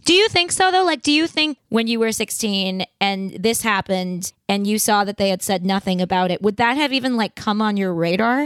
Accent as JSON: {"language": "English", "region": "New York", "country": "United States", "tie": "born or raised there", "said": "I grew up in New York and I went to a fairly politically liberal school"}